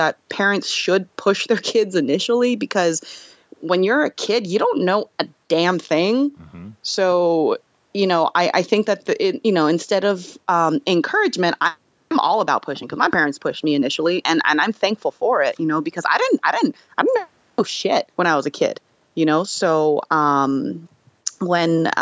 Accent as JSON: {"language": "English", "country": "United States", "tie": "born or raised there", "said": "as an American-born Korean, I experienced a bit of that, you know, when I was a kid."}